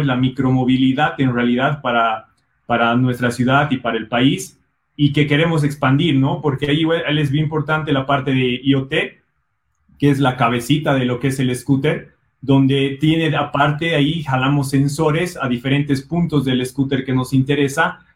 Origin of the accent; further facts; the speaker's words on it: Bolivia; also born or lived in Brazil / Ireland; soy boliviano